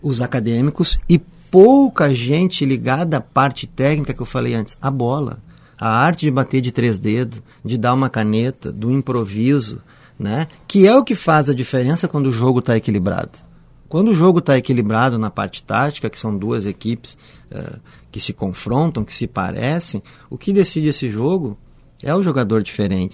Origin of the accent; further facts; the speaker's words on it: Porto Alegre, Rio Grande do Sul, Brazil; eu sou gaúcho, cresci ali no Bonfim